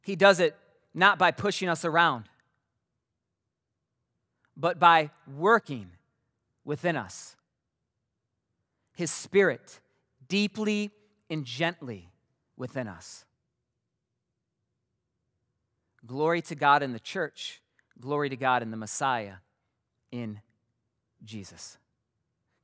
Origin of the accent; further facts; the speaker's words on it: Mason, Michigan, United States; also born or lived in Pinckney, Michigan; 9 years old, we moved to a new city from Pinckney, this little tiny village, to Mason